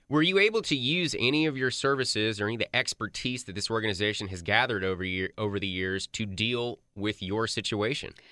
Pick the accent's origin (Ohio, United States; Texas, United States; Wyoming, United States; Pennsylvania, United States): Texas, United States; Grapevine; I grew up in Grapevine